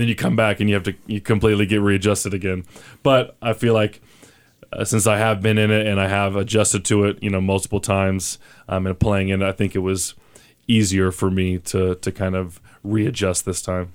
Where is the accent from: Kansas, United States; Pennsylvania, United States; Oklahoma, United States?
Oklahoma, United States; now in Albuquerque, United States; I'm from Oklahoma